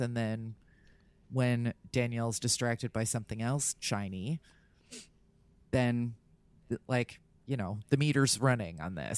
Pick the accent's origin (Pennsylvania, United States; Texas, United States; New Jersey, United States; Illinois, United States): New Jersey, United States; I'm from Jersey